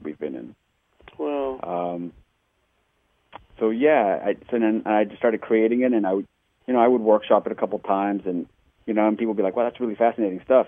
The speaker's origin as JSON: {"language": "English", "region": "Texas", "country": "United States", "moved": "yes", "lives_now": "Hoboken, United States", "said": "I'm originally from Texas"}